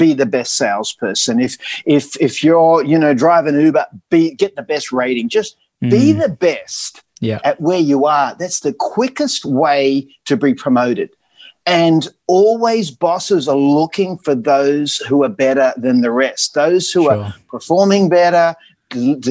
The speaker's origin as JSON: {"language": "English", "country": "Australia", "also_born_or_lived": "United States", "accent": "Aussie", "said": "it was my accent. You know, they just loved Aussies"}